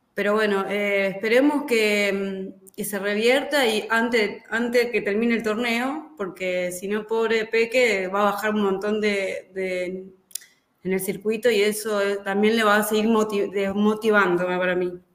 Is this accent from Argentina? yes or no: yes; Argentina; como argentinos